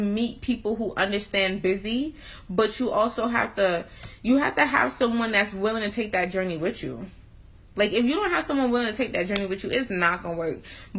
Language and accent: English; Atlanta, Georgia, United States; also born or lived in New York; I came from Atlanta, moved to New York for 2 years